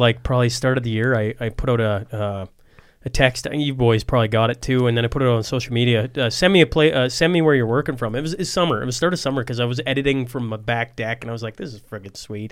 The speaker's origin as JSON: {"language": "English", "region": "Saskatchewan", "country": "Canada"}